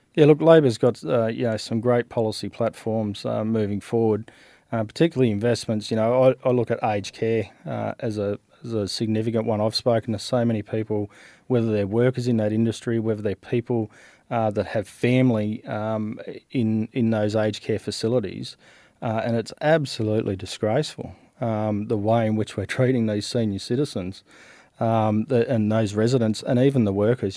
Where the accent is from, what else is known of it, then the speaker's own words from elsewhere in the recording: Western New South Wales, Australia; also born or lived in Canberra; So I was born in Canberra. I grew up in, uh, Western New South Wales.